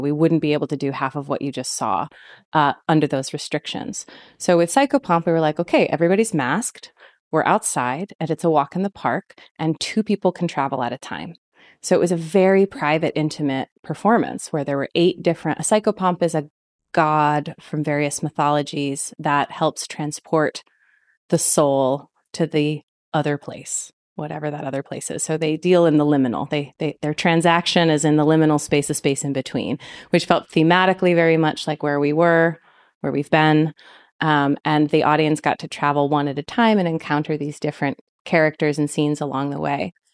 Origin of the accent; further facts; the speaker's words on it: East Coast, United States; moved away; I grew up on the East Coast